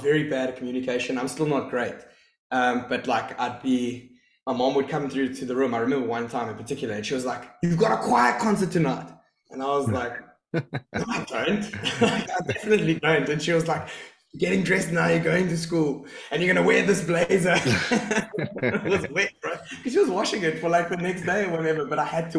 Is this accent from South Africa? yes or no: yes; East London, Eastern Cape, South Africa; moved away as an adult; I grew up in East London, and I loved school